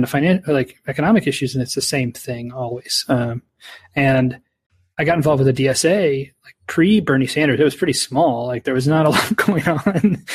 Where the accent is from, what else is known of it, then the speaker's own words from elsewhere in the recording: Canada; my child was born here, you know, I'm a Canadian